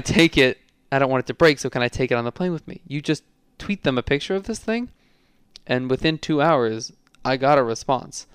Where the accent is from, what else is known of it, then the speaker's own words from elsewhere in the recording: New York City, New York, United States; It only says I'm from New York City